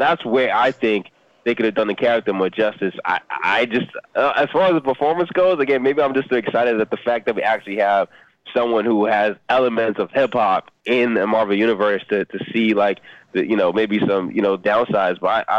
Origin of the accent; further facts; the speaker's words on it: Atlanta, Georgia, United States; also born or lived in Nigeria; My family is Nigerian. I was born in Atlanta. I've essentially spent half of my life in Nigeria and half of my life here in the States, you know, ATL, LA, and where I live now.